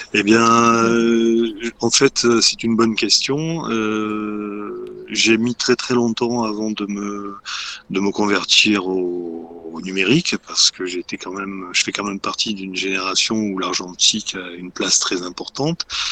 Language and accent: French; Marseille, Provence-Alpes-Côte d'Azur, France; moved away as an adult; also born or lived in Paris; j'ai quitté ensuite le sud de la France parce que je suis originaire de Marseille